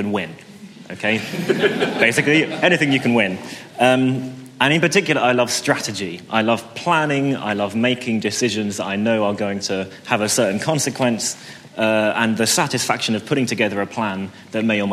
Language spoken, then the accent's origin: English; St Albans, East of England, United Kingdom; As I was growing up in St. Albans, the pastor of my church back then